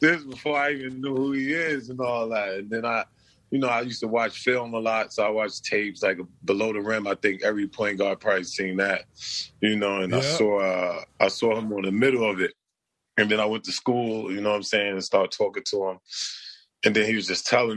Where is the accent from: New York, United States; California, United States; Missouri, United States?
New York, United States; New York City; I was born in Brooklyn. So, you know, growing up in Brooklyn, you just fight and you just get in trouble